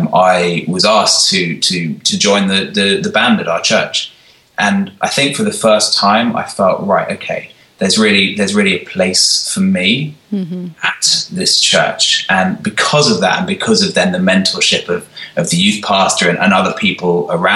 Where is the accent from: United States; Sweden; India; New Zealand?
Sweden; I grew up in the church. In fact, the church that we're now employed by, because I grew up here in Sweden.